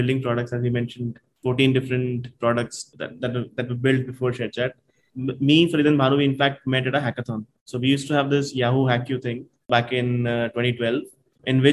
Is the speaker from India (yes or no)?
yes; India; We are from India